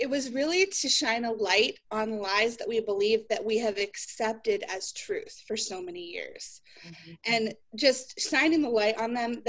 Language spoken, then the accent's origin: English; Utah, United States; My family moved here when I was 8 years old